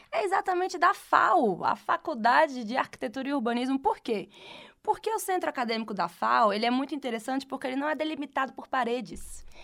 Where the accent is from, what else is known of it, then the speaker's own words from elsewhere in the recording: Ceará, Brazil; voltando para o Ceará, voltando para o Ceará, de volta para minha terra, para a terra do Vitor, na verdade.